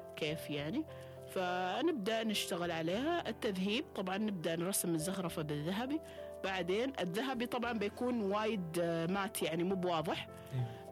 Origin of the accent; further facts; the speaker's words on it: Oman; احنا في عمان